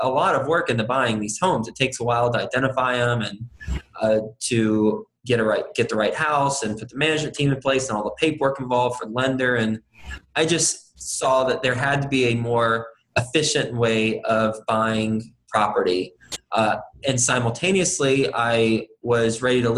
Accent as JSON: {"language": "English", "region": "Texas", "country": "United States", "also_born_or_lived": "New York City", "moved": "as an adult", "said": "I'm from Texas originally, went to Texas Tech University, graduated in 2005"}